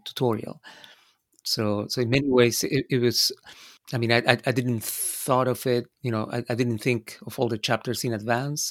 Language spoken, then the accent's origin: English; Buenos Aires, Argentina; moved away as an adult; also born or lived in United States; I was born in Argentina. So all of this was, uh, in Buenos Aires, in my, uh, birth town.